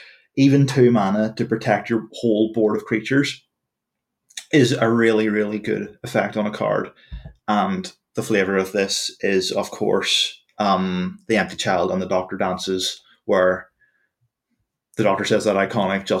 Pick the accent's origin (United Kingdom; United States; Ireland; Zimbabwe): Ireland; As an Irish person